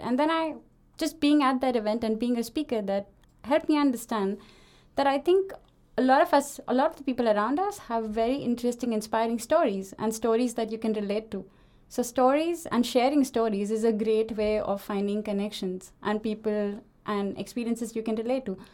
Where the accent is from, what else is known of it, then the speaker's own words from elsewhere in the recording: India; moved away as an adult; now in Denmark; I am from India, as you can probably hear it